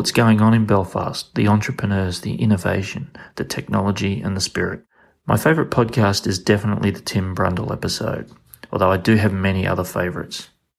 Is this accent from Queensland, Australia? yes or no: yes; Queensland, Australia; I'm from Queensland